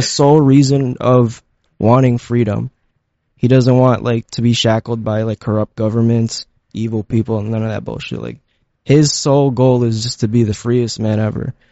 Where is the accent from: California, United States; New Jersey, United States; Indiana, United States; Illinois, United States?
New Jersey, United States; Elizabeth; also born or lived in Philippines; I grew up in Elizabeth